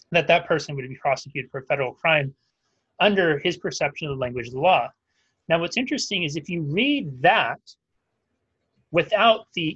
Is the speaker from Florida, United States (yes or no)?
no; Northern California, United States; Where I grew up in Northern California